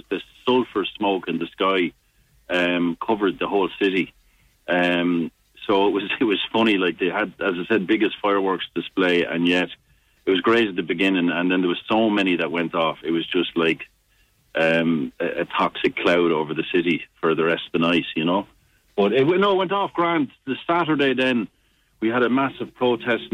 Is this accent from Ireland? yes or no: yes; Ireland; moved away